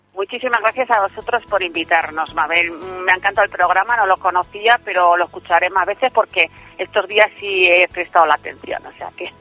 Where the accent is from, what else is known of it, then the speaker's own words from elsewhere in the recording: Santa Comba, Galicia, Spain; mi pueblo, a Santa Comba